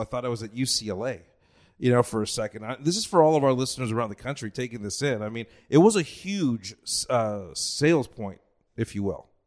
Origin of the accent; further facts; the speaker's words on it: Los Angeles, California, United States; now in Texas, United States; I come from Los Angeles